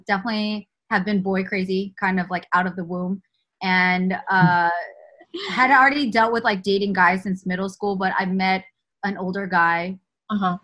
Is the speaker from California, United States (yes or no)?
yes; the Bay Area, California, United States; moved away as an adult; now in Los Angeles, United States; I'm from the Bay Area originally, born and raised